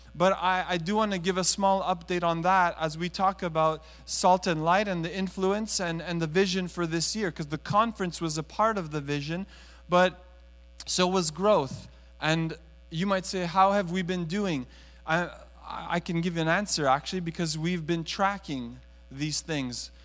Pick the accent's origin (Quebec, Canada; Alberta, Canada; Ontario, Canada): Quebec, Canada; Montreal; now in Toronto, Canada; I was raised in Montreal